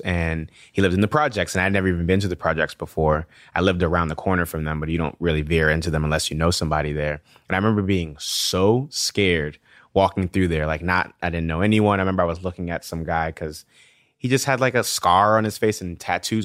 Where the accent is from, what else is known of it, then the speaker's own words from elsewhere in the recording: New York City, New York, United States; also born or lived in Nigeria / Washington, D.C.; growing up in the South Bronx, it's like you're, f, you're fighting everywhere you go